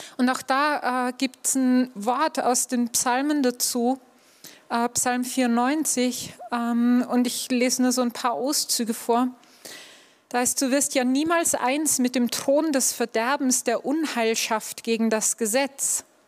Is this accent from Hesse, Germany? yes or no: no; Upper Bavaria, Germany; ich bin in Oberbayern aufgewachsen